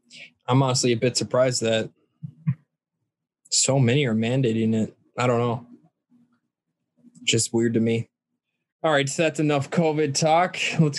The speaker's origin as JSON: {"language": "English", "area": "near Northfield", "region": "Minnesota", "country": "United States", "tie": "born or raised there", "said": "They're in Northfield, and that's like 15 minutes away from my hometown."}